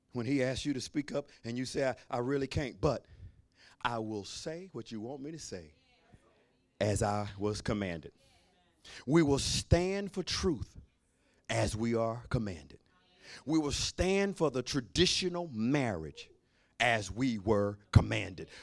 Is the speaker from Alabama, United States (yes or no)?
yes; Alabama, United States; I'm from Alabama